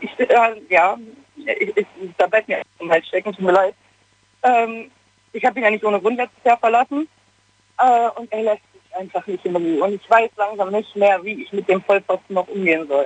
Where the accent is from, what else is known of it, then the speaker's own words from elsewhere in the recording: Gladbach, North Rhine-Westphalia, Germany; moved away as an adult; habe ich meine Heimatstadt verlassen, bin aus Gladbach weggezogen